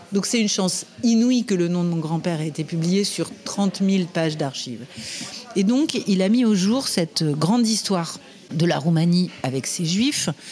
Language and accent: French; Les Lilas, Île-de-France, France; je suis né au Lila, à la clinique des Lilas, en Seine-Saint-Denis, juste à côté de Paris.